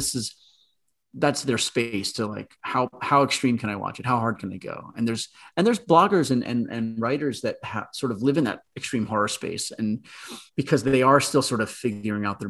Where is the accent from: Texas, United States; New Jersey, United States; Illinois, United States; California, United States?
New Jersey, United States; New Jersey suburbs, United States; I grew up in the New Jersey suburbs